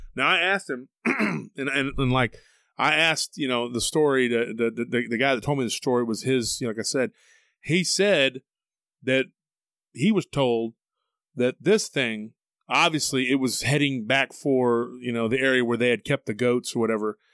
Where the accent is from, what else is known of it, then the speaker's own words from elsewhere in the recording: Taylor, Texas, United States; now in Austin, United States; my hometown of Taylor, Texas was, near the San Gabriel River